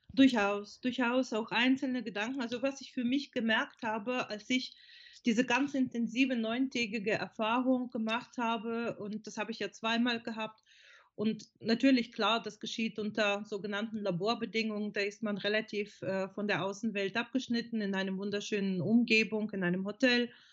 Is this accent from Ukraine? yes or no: yes; Odesa, Odesa Oblast, Ukraine; German is a second language; moved away as an adult; now in Germany; also ich komme ursprünglich aus der Ukraine, bin vor ähm, fast 30 Jahren nach Deutschland gekommen